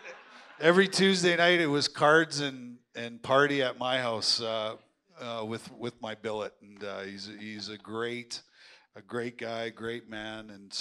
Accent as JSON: {"language": "English", "region": "Manitoba", "country": "Canada", "tie": "born or raised there", "also_born_or_lived": "Saskatchewan / Moose Jaw, Saskatchewan", "said": "I was born in Saskatchewan, raised in Manitoba, played all my junior in Moose Jaw"}